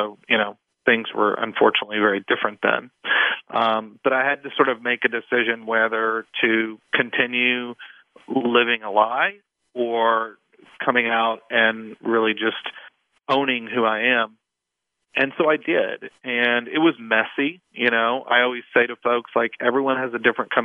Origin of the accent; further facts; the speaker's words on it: East Texas, United States; moved away as an adult; now in Washington, D.C., United States; I grew up in a relatively small town, at least at the time, in East Texas